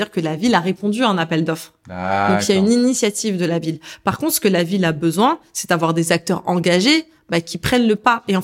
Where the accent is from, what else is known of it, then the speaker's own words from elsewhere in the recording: Algeria; Alors, je suis algérienne, forcément il y a un attachement avec l'Afrique.